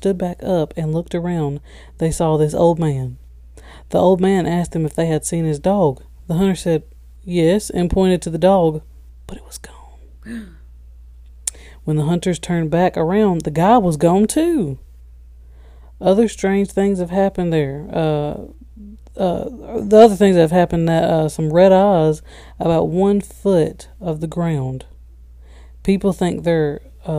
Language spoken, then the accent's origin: English; Alabama, United States; we're from Alabama